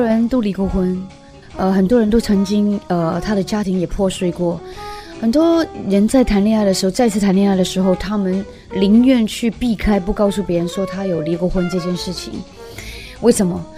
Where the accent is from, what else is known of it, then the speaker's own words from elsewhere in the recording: Hong Kong; moved away as an adult; now in Taiwan; 我是从香港来的一个女人，我是为爱九天涯的一个女人